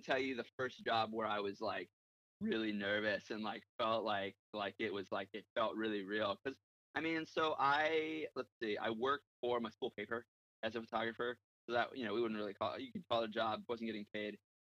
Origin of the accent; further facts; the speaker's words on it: San Diego, California, United States; moved away as an adult; I'm born and raised in San Diego. I actually moved around a lot as a kid, but born and raised in San Diego. Spent a lot of my childhood in San Diego.